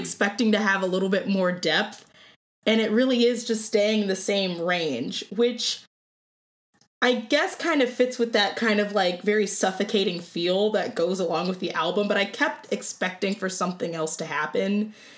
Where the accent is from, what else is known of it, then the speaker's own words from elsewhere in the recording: Cleveland, Ohio, United States; moved away as an adult; now in Oswego, United States; I'm from Cleveland, Ohio. I somehow ended up in Oswego, New York, of all places